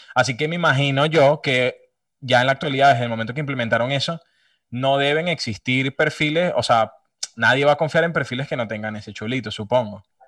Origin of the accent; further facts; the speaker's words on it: Venezuela; soy de Venezuela